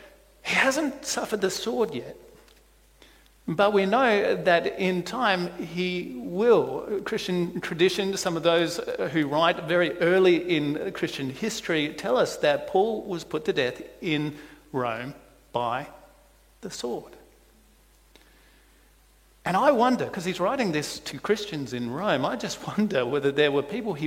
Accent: South Australia, Australia; moved away; I come from South Australia.

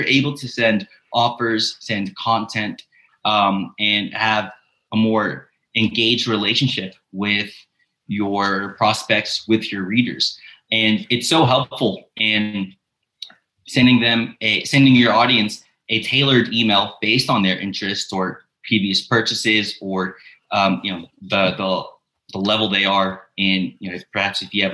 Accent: Memphis, Tennessee, United States; now in Budapest, Hungary; I'm originally from Memphis, Tennessee, but I currently live in Budapest, Hungary

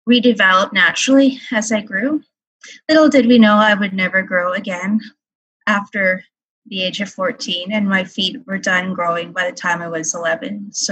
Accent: North Battleford, Saskatchewan, Canada; I am from North Battleford, Saskatchewan, Canada. I'm a special education teacher in northern Saskatchewan.

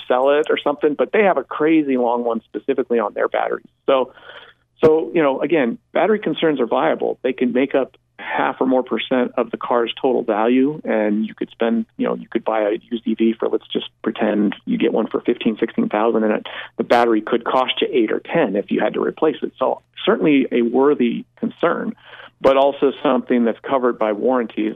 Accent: Colorado, United States; moved away; Colorado, my home state where I grew up

